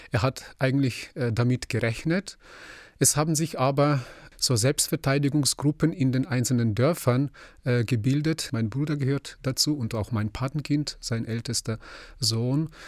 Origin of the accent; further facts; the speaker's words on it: Ukraine; now in Germany; als Ukrainer